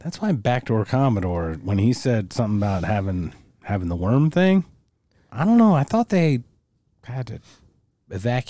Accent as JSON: {"language": "English", "country": "Czechia", "said": "I hate being so sexy, but I am from Czech Republic."}